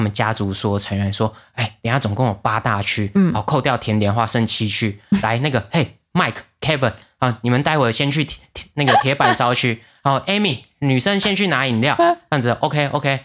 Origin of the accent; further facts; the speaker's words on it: Taiwan; 我们台湾人